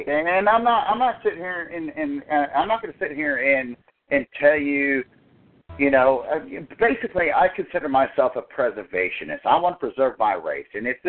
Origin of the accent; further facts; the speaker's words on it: the South, United States; and I'm from the South, and there are people from the South that, it was white brothers on white brothers